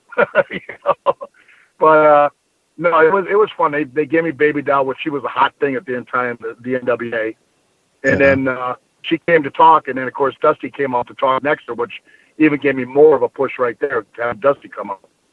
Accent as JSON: {"language": "English", "town": "Bloomington", "region": "Minnesota", "country": "United States", "tie": "born or raised there", "also_born_or_lived": "Wisconsin / Iowa", "said": "I uh, actually was born in Wisconsin, yeah. moved to Minnesota when I was real young. Uh, lived on the east side of Bloomington"}